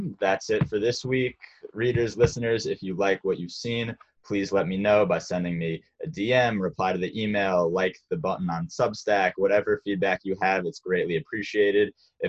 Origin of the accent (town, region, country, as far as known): United States